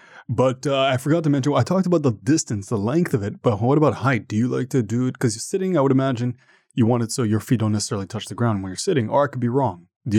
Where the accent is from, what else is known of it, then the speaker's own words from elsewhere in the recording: Canada; I'm Canadian as well